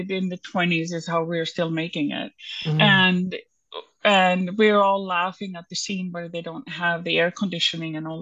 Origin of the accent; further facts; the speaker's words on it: Iceland; moved away; I'm from Iceland